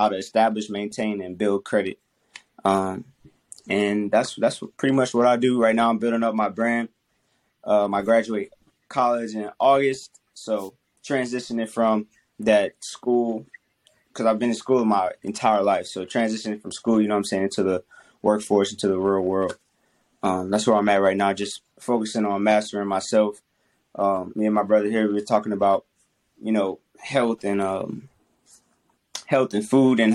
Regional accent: Covington, Louisiana, United States; I'm from Covington, Louisiana

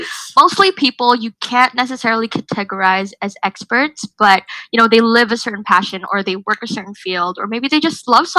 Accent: Indonesia; moved away as an adult; now in Melbourne, Australia; I'm from Indonesia. I'm also an international student living in Melbourne, Australia right now.

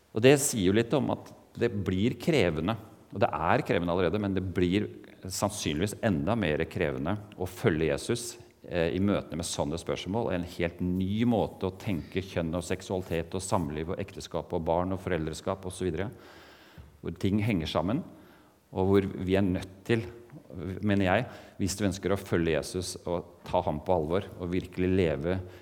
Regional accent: Eastern Norway, Norway; accent: Eastern Norwegian (østlandsk); moved away as an adult; also born or lived in Mandal, Norway / Portugal; now in Kristiansand, Norway; jeg kommer ikke fra Oslo, selv om jeg har denne talefeilen at jeg snakker østlandsk

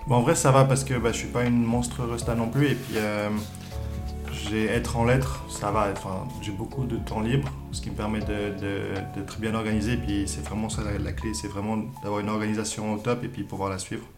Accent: Lausanne, Vaud, Switzerland; je viens de Lausanne

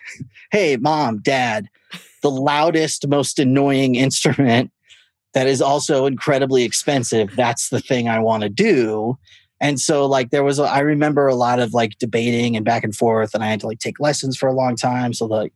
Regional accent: Fullerton, California, United States; born there; I was born in Fullerton, California, Orange County. My parents live there.

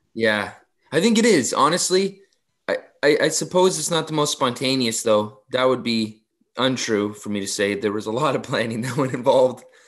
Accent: Mississauga, Ontario, Canada; I grew up in Mississauga

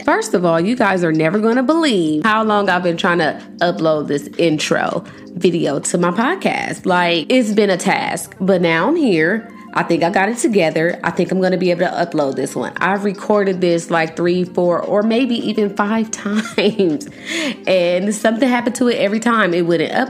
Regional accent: Los Angeles, California, United States; I'm from Los Angeles

